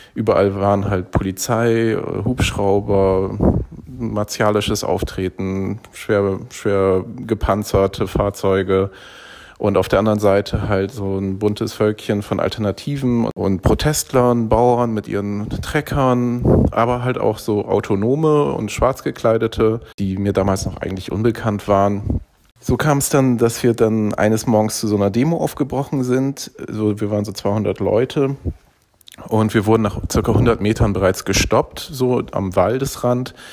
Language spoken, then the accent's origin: German; Bremen, Germany; in Bremen, wo ich aufgewachsen bin